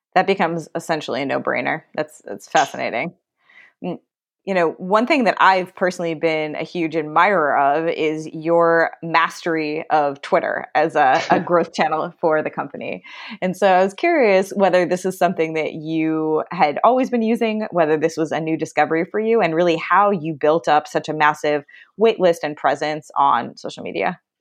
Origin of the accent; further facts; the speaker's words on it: Chicago, Illinois, United States; I grew up in Chicago